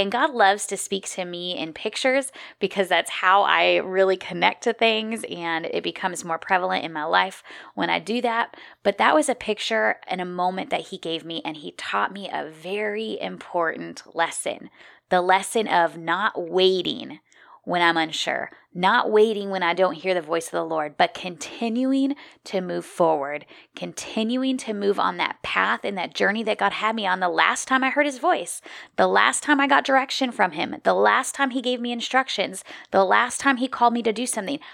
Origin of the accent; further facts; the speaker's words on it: Midwest, United States; moved away as an adult; also born or lived in Minneapolis, Minnesota; now in South Carolina, United States; I grew up in the Midwest